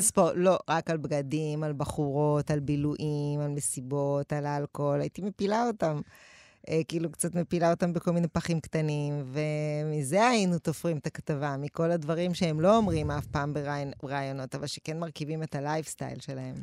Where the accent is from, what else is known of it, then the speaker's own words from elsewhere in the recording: Tel Aviv, Tel Aviv District, Israel; גדלתי באפקה, גבול רמת אביב ג', רחוב משמר הגבול